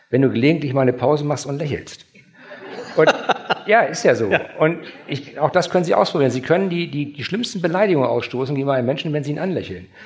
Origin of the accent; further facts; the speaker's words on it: Schleswig-Holstein, Germany; wir, wir sind aus Schleswig-Holstein auch gewöhnt, aufstrebende Vereine zu fördern.